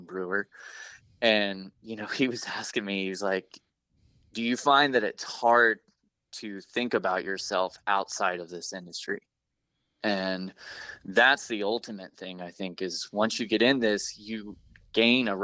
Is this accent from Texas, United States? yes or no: no; Oklahoma, United States; also born or lived in Pacific Northwest; I was born and raised in Oklahoma and grew up here.